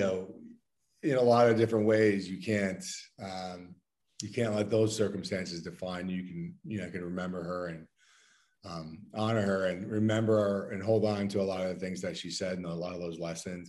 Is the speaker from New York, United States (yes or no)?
yes; Endicott, New York, United States; moved away; I grew up in in upstate New York, um, small town called Endicott, New York, about an hour south of Syracuse